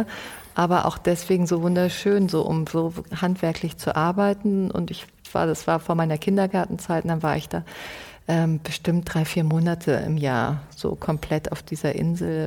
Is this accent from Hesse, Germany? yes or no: no; Munich, Bavaria, Germany; ich bin einfach in München aufgewachsen